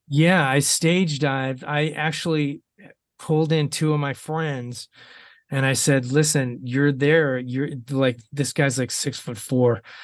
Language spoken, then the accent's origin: English; Ohio, United States; moved away; i'm having another homecoming in ohio